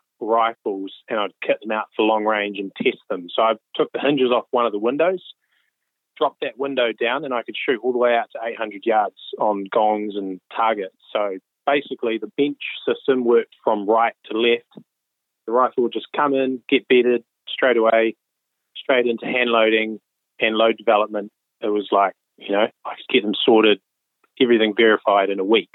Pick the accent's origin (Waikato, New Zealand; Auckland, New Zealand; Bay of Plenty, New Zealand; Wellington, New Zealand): Wellington, New Zealand; rural area north of; I grew up in Wellington, and well, not Wellington itself, kind of a rural area north of Wellington, about 45 minutes out.